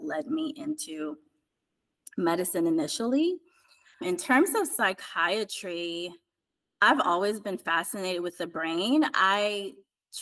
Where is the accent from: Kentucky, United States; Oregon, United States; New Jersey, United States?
New Jersey, United States; East Orange; I grew up in East Orange, New Jersey, in the inner city